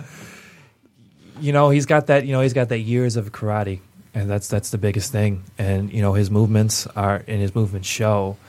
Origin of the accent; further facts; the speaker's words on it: Pontiac, Michigan, United States; my hometown of being uh, Pontiac, Michigan